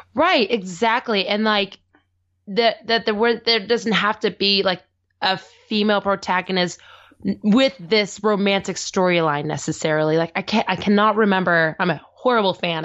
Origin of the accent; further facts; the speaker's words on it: the Northwest, Pacific Northwest, United States; I grew up in the Northwest